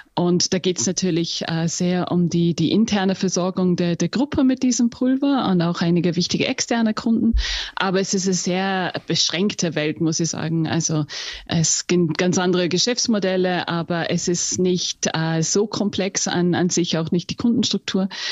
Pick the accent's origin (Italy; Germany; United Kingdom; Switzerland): United Kingdom; England; first language English; German is a second language; moved away as an adult; also born or lived in Austria; Wäre nämlich meine Muttersprache. ja, ich bin in England aufgewachsen